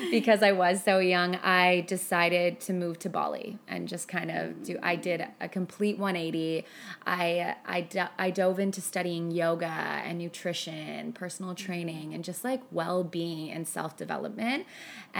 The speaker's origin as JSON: {"language": "English", "town": "Burlington", "region": "Ontario", "country": "Canada", "also_born_or_lived": "Hong Kong", "moved": "as an adult", "said": "I moved from Toronto, Burlington, to Hong Kong when I was 20"}